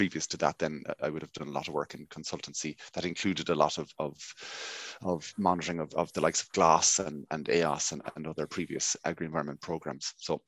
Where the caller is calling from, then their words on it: County Mayo, Ireland; I'm broadcasting here from West County Mayo. I suppose one of the best counties never to have won in all Ireland over the last 70 years.